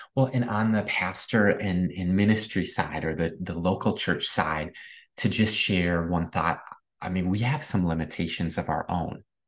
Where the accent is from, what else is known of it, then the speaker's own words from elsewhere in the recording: Midwest, United States; Growing up in the Midwest